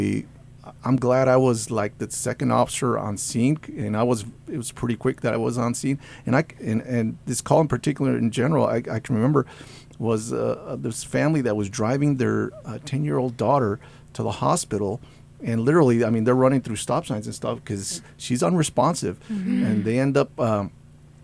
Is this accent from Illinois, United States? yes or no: no; Central Valley, California, United States; now in Boise, United States; I grew up in California, Central Valley, a little farming town outside of Fresno